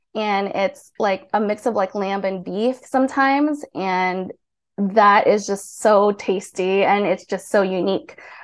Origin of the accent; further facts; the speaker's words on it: Hawaii, United States; moved away as an adult; also born or lived in Philippines / South Korea; now in Tbilisi, Georgia; I grew up in Hawaii